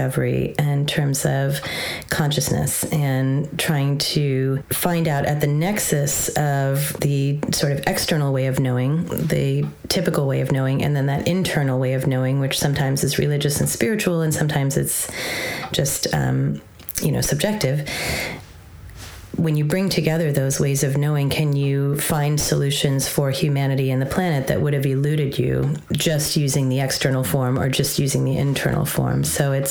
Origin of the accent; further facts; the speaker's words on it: Southern California, United States; I grew up in Southern California